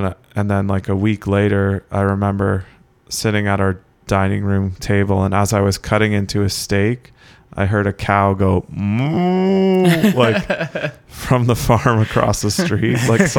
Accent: Keswick, Ontario, Canada; especially when I went to Newmarket in grade 9, like people would just almost spit on me because I was from Keswick.

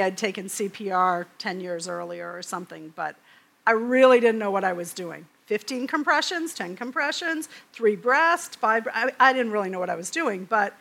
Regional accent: Maine, United States; I'm from Maine.

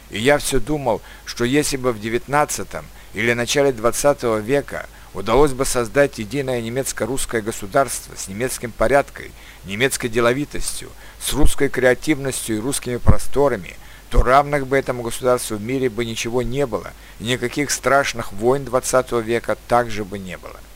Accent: Turkmenistan; born there; хотя я сам родился в Средней Азии, в Туркменистане.

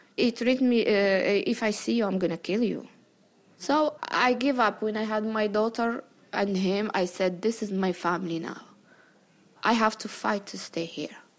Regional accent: Morocco; moved away as an adult; now in United States; I was raised in Morocco

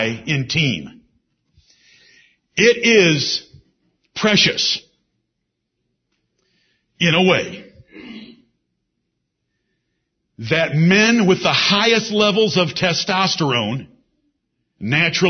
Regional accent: Ann Arbor, Michigan, United States; moved away; also born or lived in Singapore; I'm from Ann Arbor, Michigan

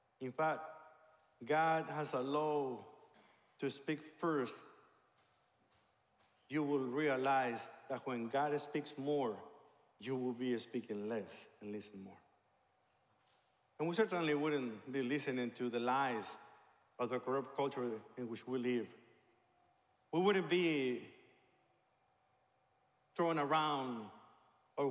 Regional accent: Mexico; moved away; I became a believer in a Christian church in my hometown in Mexico

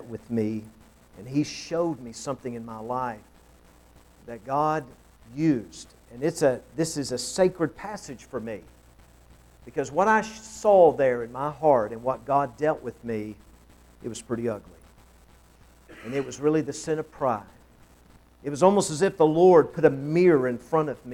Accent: Knoxville, Tennessee, United States; moved away as an adult; also born or lived in Peoria, Illinois; now in Urbana, Ohio, United States; I grew up in Knoxville, Tennessee. That's where I was born and raised

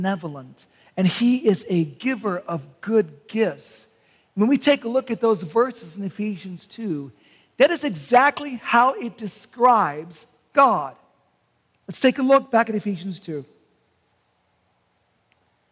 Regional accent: Canton, Ohio, United States; moved away; I'm from Canton, Ohio

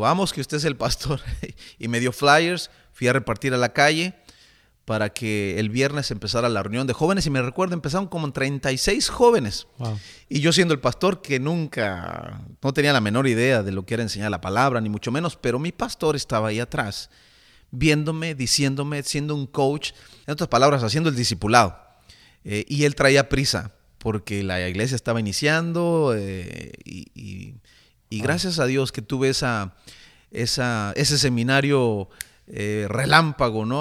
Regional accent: Toluca, State of Mexico, Mexico; Soy mexicano, nací en la ciudad de Toluca, mm. Toluca, México.

